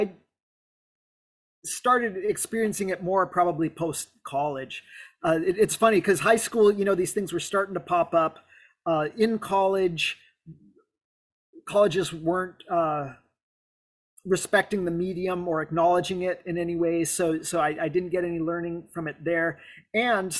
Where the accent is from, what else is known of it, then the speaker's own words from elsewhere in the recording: South Lake Tahoe, California, United States; I grew up in South Lake Tahoe